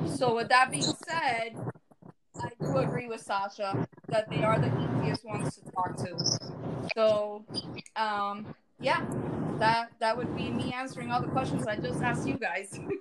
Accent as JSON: {"language": "English", "area": "Miami-Dade County", "region": "Florida", "country": "United States", "tie": "born or raised there", "said": "I was born and raised in Miami Dade County."}